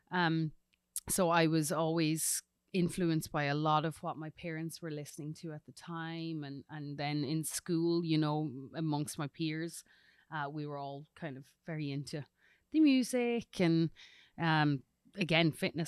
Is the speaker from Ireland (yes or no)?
yes; Collon, County Louth, Ireland; moved away as an adult; now in Tennessee, United States; I'm originally from Ireland, a little rural village called Cullen in County Louth. Um, but now I lay my hat here in Tennessee.